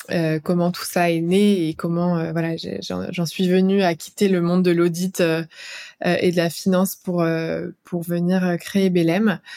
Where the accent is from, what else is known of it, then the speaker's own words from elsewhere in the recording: Clermont-Ferrand, Auvergne-Rhône-Alpes, France; now in Paris, France; Je viens de Clermont-Ferrand